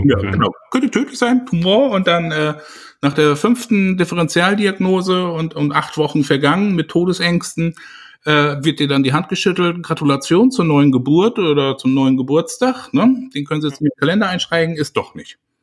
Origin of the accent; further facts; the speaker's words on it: Germany; bei uns in Deutschland